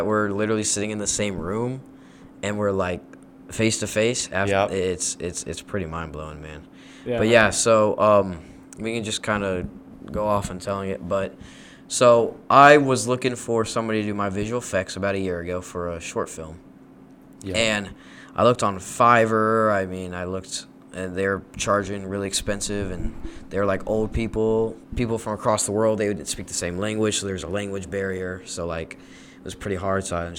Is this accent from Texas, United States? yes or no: yes; Dallas, Texas, United States; I'm also from Dallas.